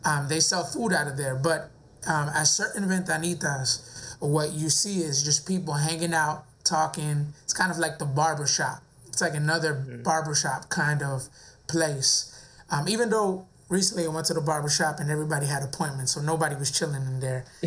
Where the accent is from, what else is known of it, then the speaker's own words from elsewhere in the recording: near West Palm Beach, Florida, United States; now in West Palm Beach, United States; I grew up in a city right next to West Palm Beach